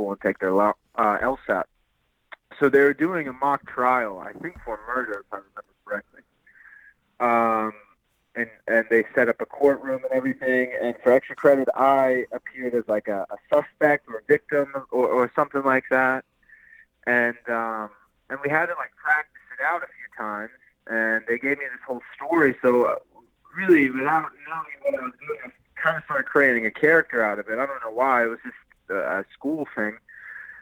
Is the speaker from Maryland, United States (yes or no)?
no; Wilkes County, North Carolina, United States; moved away as an adult; now in Atlanta, United States; I'm originally from Wilkes County, North Carolina